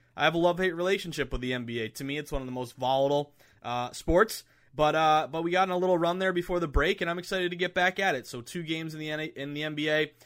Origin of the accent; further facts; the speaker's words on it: Massachusetts, United States; Massachusetts, my home state